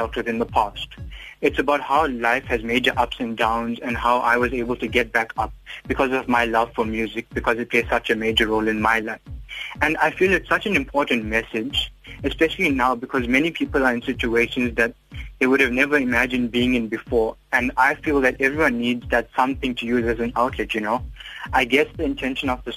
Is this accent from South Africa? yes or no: yes; Durban, KwaZulu-Natal, South Africa; I'm from Queensbury, Durban, and I'm currently a student at Eden College